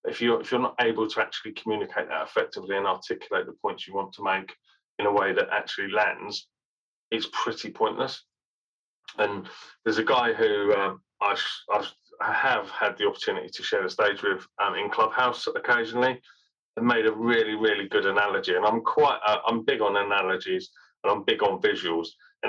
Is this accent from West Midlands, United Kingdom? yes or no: yes; Birmingham, West Midlands, United Kingdom; because I was born in Birmingham. I'm a Brummie born and bred. And yet I don't sound like that.